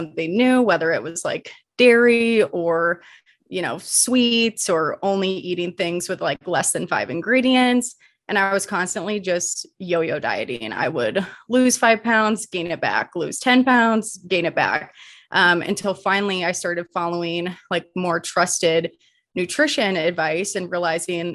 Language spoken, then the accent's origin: English; Midwest, United States; moved away as an adult; now in Colorado, United States; born and raised in the Midwest, and then made my way out to Colorado